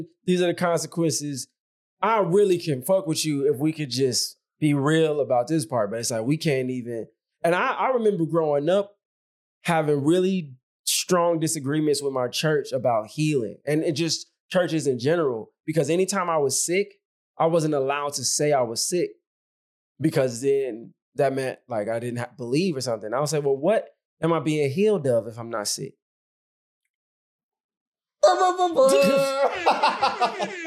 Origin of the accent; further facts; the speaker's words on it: Chicago, Illinois, United States; I'm from the South Side of Chicago